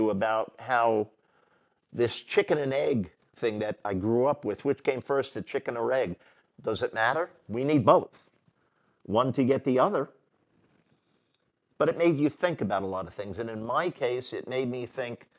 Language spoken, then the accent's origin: English; New York City, New York, United States; I grew up in New York City